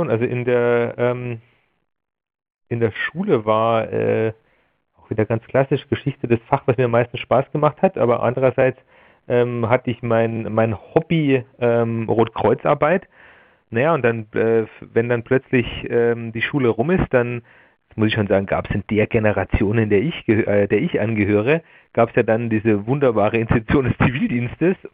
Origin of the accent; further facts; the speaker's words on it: Laufen an der Salzach, Bavaria, Germany; also ich komme aus Laufen an der Salzach, das ist ja ein Ort äh, an der Salzburger Grenze.